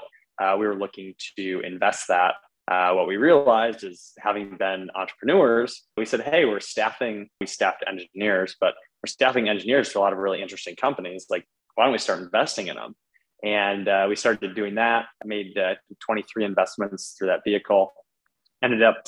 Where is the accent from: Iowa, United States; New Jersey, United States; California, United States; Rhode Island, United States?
Iowa, United States; Iowa City; moved away as an adult; also born or lived in Chicago; I grew up in Iowa City, Iowa, which many people think is Ohio, but grew up in the Midwest.